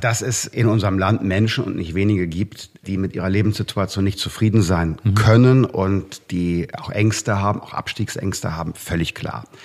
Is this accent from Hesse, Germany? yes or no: no; North Rhine-Westphalia, Germany; In meinem Heimatland Nordrhein-Westfalen